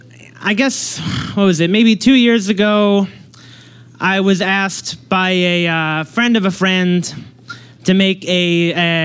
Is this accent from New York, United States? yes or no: yes; Long Island, New York, United States; I grew up in Long Island